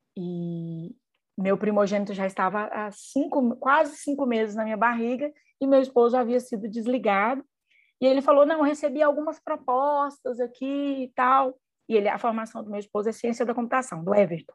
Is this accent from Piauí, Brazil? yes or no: no; Mineiros, Goiás, Brazil; moved away as an adult; now in Uberlândia, Brazil; minha cidade natal é Mineiros, no interior de Goiás